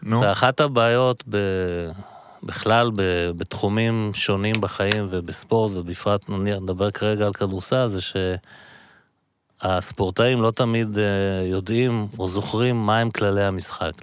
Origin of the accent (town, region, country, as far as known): Givatayim, Tel Aviv District, Israel; born or raised there